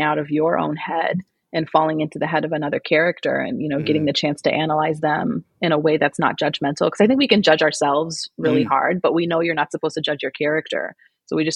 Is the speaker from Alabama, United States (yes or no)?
no; St. Louis, Missouri, United States; moved away as an adult; now in Scottsdale, United States; I am originally from St. Louis, which is in the middle of the country.